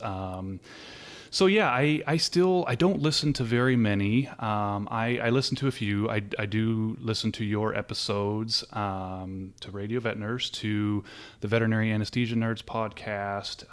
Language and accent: English; Southern California, United States; moved away as an adult; I'm originally from Southern California, um, pretty much halfway between L A and San Diego, um, so kind of near the beach and grew up there and lived there, uh, until about four years ago.